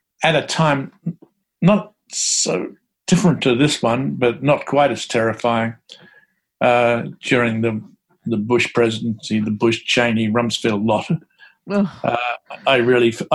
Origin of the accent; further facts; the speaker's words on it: Bacchus Marsh, Victoria, Australia; moved away as an adult; also born or lived in Geelong; now in New York, United States; I grew up in Bacchus Marsh, you know, which is predominantly working class, lower middle class town